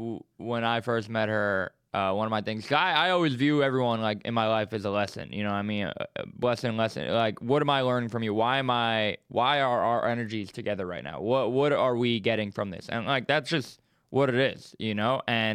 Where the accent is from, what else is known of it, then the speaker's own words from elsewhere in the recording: Staten Island, New York, United States; I'm a New Yorker.